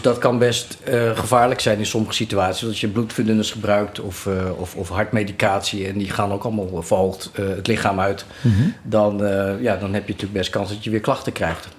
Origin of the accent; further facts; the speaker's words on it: het Gooi, North Holland, Netherlands; accent: Gooise; opgegroeid eh, in het Gooi. Vandaar mijn, eh, mijn Chinese Gooise accent.